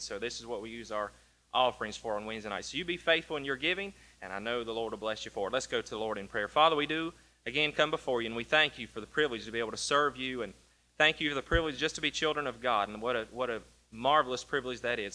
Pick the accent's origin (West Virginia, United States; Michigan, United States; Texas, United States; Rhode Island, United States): West Virginia, United States; moved away; I grew up in West Virginia